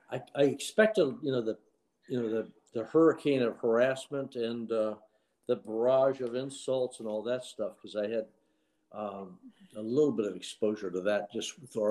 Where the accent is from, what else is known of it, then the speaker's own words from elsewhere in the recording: Miami, Florida, United States; Uh, Miami, Florida.